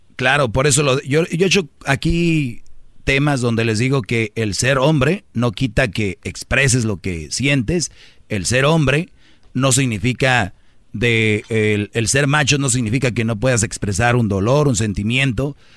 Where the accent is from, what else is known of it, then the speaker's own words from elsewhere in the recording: northern Mexico, Mexico; Soy de, del norte